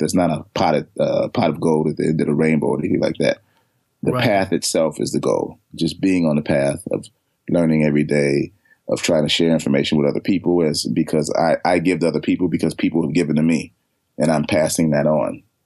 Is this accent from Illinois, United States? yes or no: yes; Chicago, Illinois, United States; moved away; I'm from Chicago